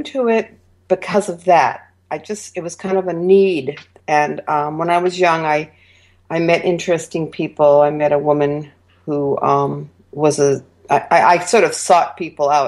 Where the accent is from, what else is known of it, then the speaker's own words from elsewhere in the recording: Vermont, United States; my younger years, when I grew up in Vermont, were kind of drab and plain